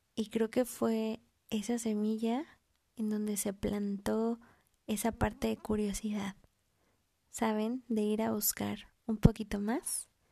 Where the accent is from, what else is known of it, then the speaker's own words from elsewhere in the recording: Mexico; also born or lived in Mexico City; soy mexicana, vivo en la Ciudad de México